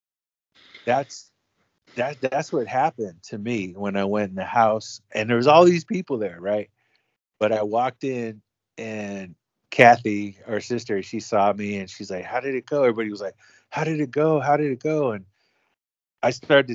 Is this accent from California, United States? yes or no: yes; Oakland, California, United States; I'm a homeboy from Oakland. We homeboys from Oakland, born and raised